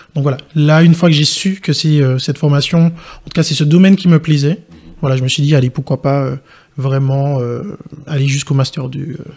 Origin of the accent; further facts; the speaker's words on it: Martinique; je suis originaire de la Martinique